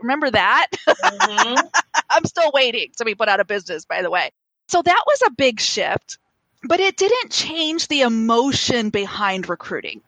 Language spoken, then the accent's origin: English; Kansas, United States; poor kids like me in the middle of Kansas